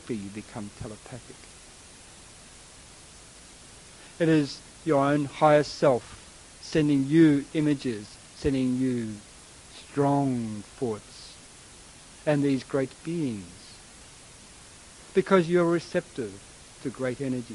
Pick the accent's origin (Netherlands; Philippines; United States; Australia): Australia; moved away; I am a bit of a mixture, but I come from Australia originally